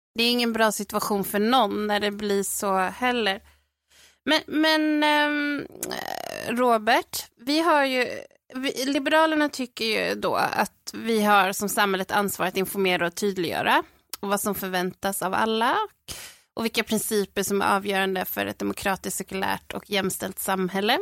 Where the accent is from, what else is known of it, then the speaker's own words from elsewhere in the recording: Sweden; jag är ju född och uppväxt i Sverige